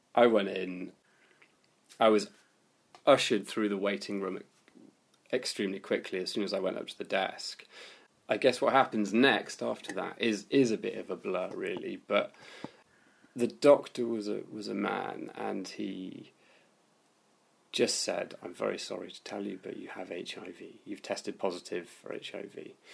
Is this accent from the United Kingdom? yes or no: yes; London, United Kingdom; also born or lived in Bristol; I'm originally from West Hampstead